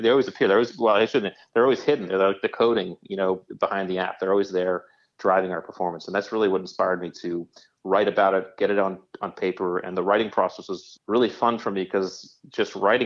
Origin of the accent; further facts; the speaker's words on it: Connecticut, United States; as a kid growing up in Connecticut, I had a really nice youth